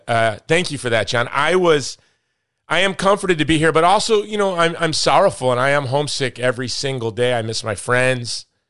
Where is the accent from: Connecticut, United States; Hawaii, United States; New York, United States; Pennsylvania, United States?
Hawaii, United States; now in Texas, United States; my home state of Hawaii